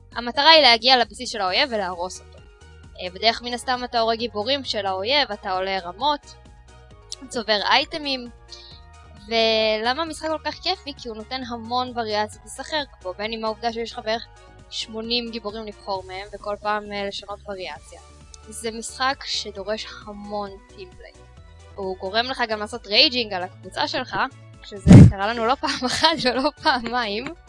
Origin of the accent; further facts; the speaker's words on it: Israel; שאנחנו ישראלים